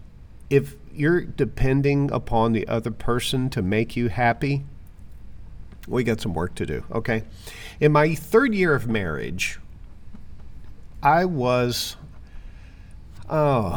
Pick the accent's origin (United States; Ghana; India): United States; Arkansas; also born or lived in Florida / Jacksonville, Florida / Broward County, Florida; now in Palm City, United States; I am originally from Arkansas, but I moved to Florida in 1985, and I've been here ever since